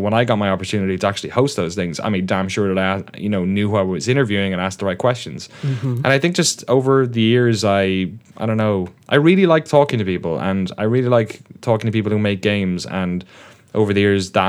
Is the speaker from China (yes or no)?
no; Waterford, Munster, Ireland; moved away as an adult; also born or lived in London, United Kingdom; grew up in the southeast of Ireland, in case the accent. I know it's been dulled a bit, but it's still there.